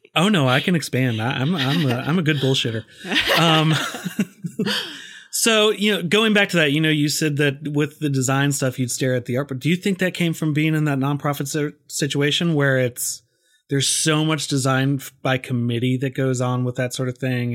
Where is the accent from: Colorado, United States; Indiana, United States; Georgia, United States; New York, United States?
Georgia, United States; Augusta; I graduated high school in Augusta